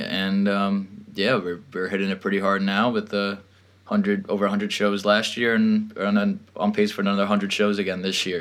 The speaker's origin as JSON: {"language": "English", "area": "Long Island", "region": "New York", "country": "United States", "tie": "born or raised there", "said": "born and raised in Long Island, New York"}